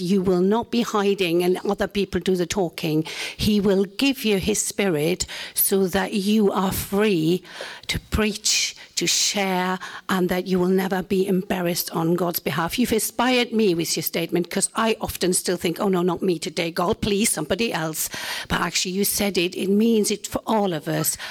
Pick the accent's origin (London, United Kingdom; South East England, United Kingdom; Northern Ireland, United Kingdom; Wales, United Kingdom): Wales, United Kingdom; Welsh; in my case, baptized, being Welsh